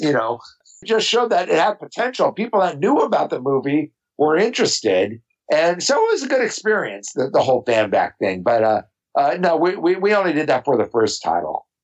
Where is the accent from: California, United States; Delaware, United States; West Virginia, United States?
California, United States; Los Angeles; I grew up in Orange County